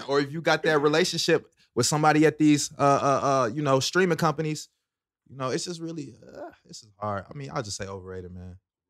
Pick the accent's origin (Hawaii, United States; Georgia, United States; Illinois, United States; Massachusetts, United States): Georgia, United States; Lithonia; From Stone Mountain, Lithonia, man. Shout out to East Side.